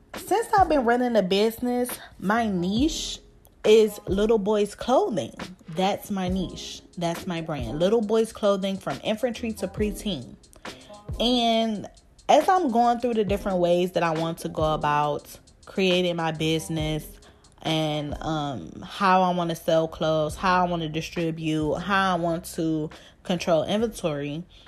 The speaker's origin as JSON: {"language": "English", "town": "Cleveland", "region": "Ohio", "country": "United States", "tie": "born or raised there", "said": "I'm from Cleveland, Ohio, and if you from Cleveland, I'm from down the way"}